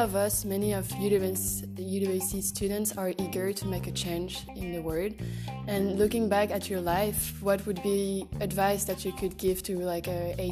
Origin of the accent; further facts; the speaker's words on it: France; now in Croatia; from France, a second year here.